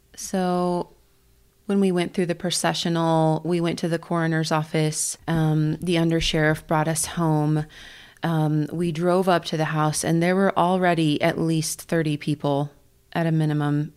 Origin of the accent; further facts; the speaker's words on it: Kansas, United States; now in Colorado Springs, United States; the church that I grew up in back in Kansas